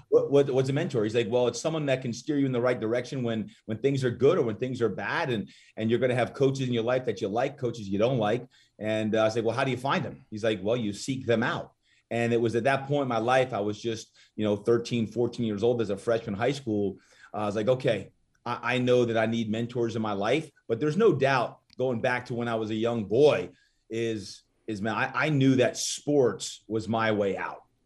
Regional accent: Brick, New Jersey, United States; moved away as an adult; also born or lived in Malibu, California; now in San Diego, United States; grew up, uh, in New Jersey

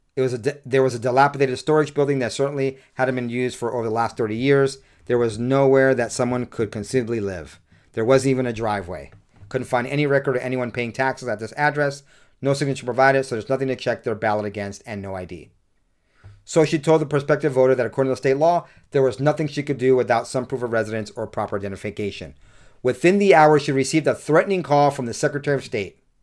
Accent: United States; I'm an American

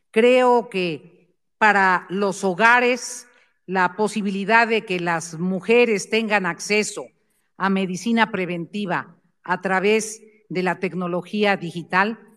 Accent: Mexico

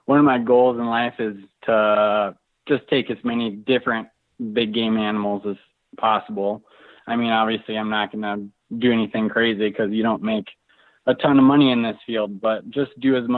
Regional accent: Moorhead, Minnesota, United States; also born or lived in South Dakota; now in Moscow, Idaho, United States; I grew up in Moorhead, Minnesota, kind of west or northwest central Minnesota, I guess. And I currently live in Moscow, Idaho

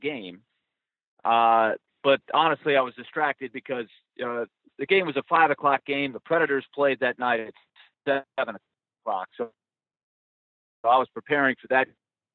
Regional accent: Florida, United States; moved away as an adult; also born or lived in New York; I grew up in New York and then Florida.

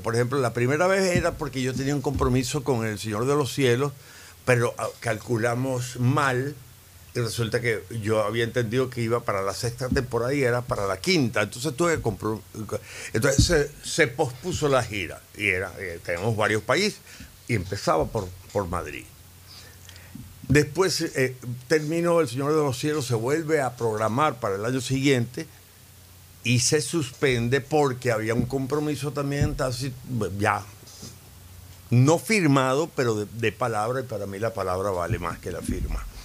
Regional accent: Valencia, Carabobo, Venezuela; moved away as an adult; also born or lived in Caracas; En Valencia, mi infancia y mi preadolescencia y mi adolescencia

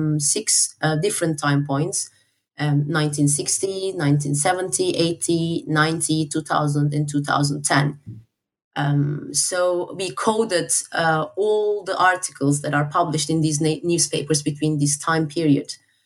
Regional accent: Turkey; now in United Kingdom; I'm originally from Turkey, but I work in the UK.

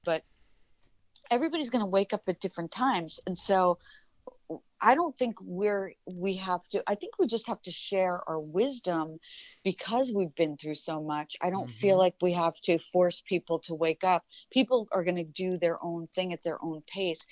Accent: New York, United States; I come from New York

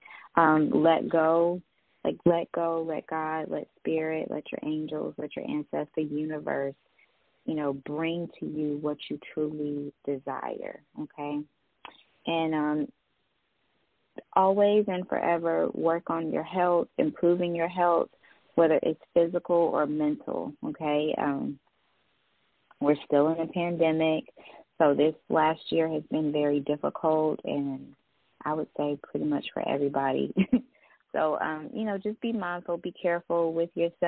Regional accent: Greensboro, North Carolina, United States; I'm from Greensboro, North Carolina.

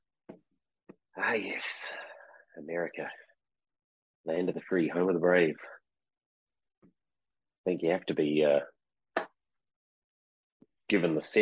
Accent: New Zealand; moved away; growing up in New Zealand, which is where I'm from originally

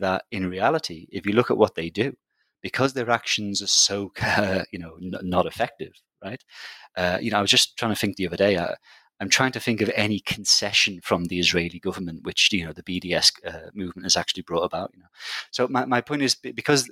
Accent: Liverpool, North West England, United Kingdom; I'm from Liverpool, which is a big city in the UK

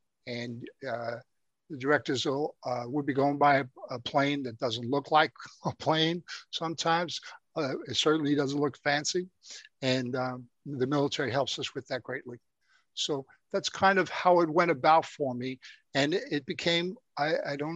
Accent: New York City, New York, United States; I grew up in the Bronx, New York

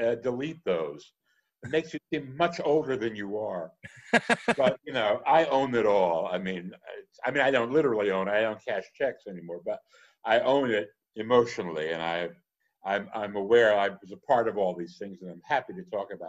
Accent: New Jersey, United States; I grew up in Jersey, and so I would go into New York

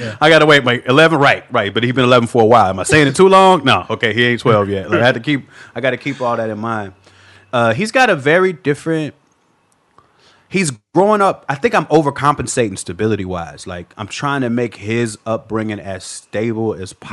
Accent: Chicago, Illinois, United States; now in Los Angeles, United States; Born and raised in Chicago

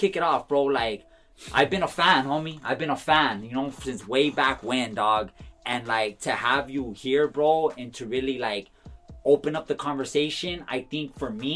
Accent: Los Angeles, California, United States; I'm from the east side

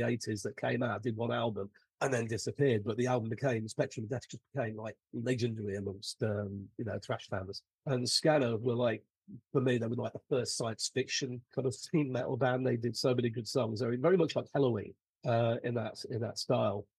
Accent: United Kingdom; being a Brit, Saxon

